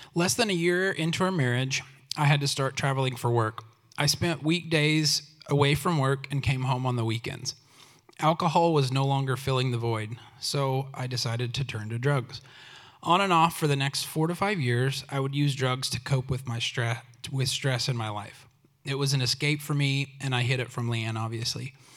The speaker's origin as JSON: {"language": "English", "region": "Oklahoma", "country": "United States", "tie": "born or raised there", "said": "I grew up in Oklahoma"}